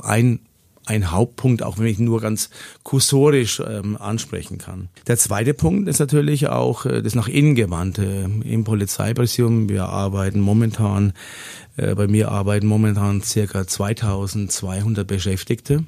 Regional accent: Lower Franconia, region around Schweinfurt, Bavaria, Germany; moved away as an adult; now in Augsburg, Germany; gebürtig komme ich aus Unterfranken, aus der Region um Schweinfurt und äh, bin auch da aufgewachsen

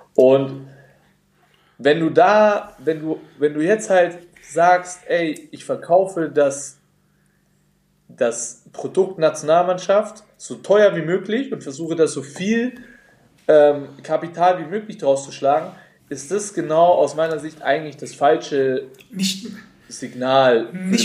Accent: Nuremberg, Bavaria, Germany; als Nürnberger

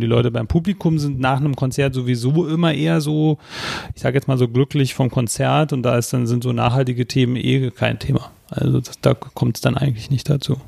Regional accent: Berlin, Germany; wir sind beide aufgewachsen in Ostberlin

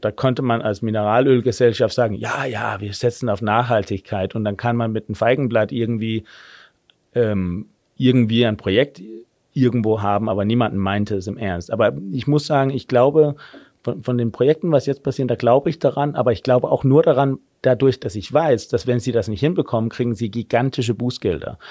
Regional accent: Denmark; German is a second language; moved away as an adult; also born or lived in Germany; now in Berlin, Germany; wie man vielleicht hört, ich bin gebürtiger Däne, habe aber in Deutschland äh, einigermaßen lange gelebt

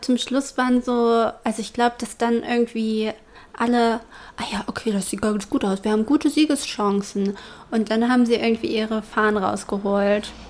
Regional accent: Germany; bei uns in Deutschland

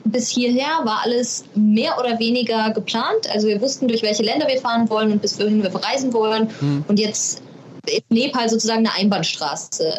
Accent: Cologne, North Rhine-Westphalia, Germany; ich komme aus Köln.

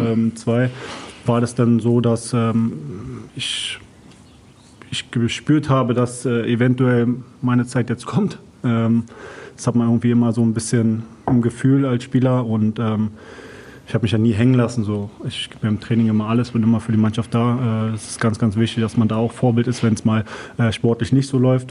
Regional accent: Berlin, Germany; moved away as an adult; now in Duisburg, Germany; als Berliner bist du meistens so in deinem Bezirks gefangen. So, ja, ja, mein Bezirk ist ja auch riesig. Spandau

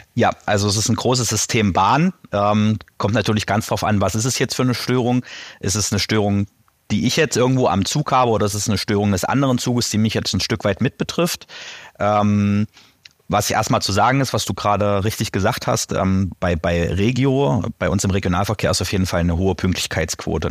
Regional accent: Eisleben, Saxony-Anhalt, Germany; now in Halle (Saale), Germany; Halle-Saale und äh, gebürtig aus Lutherstadt-Eisleben

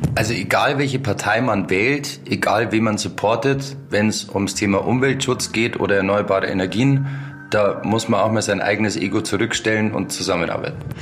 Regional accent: Bavaria, Germany; moved away; ich komme ursprünglich aus Bayern

